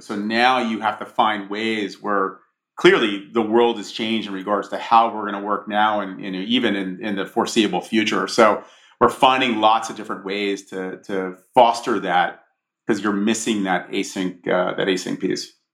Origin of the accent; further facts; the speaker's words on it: Monmouth County, New Jersey, United States; I grew up in a in Monmouth County, New Jersey, which is a the shore.